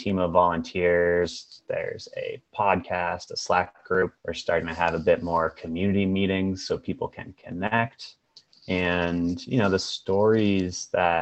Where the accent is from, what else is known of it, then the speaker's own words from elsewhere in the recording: Boston, Massachusetts, United States; now in Seattle, United States; I'm from the Boston, Massachusetts area, but I am currently in Seattle.